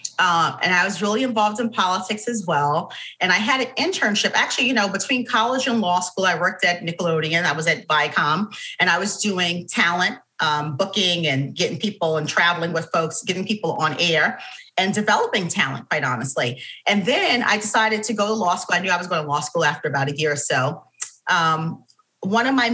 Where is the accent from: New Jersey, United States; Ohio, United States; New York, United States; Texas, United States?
New York, United States; New York City; I grew up in Harlem, New York, in the Manhattanville Projects, just above 125th Street in Broadway.